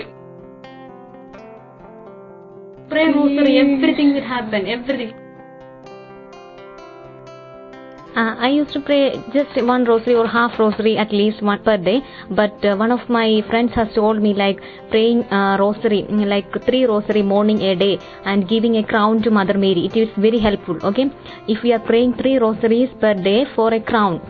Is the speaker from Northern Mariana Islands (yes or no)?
no; India; moved away as an adult; now in United Kingdom; I'm from India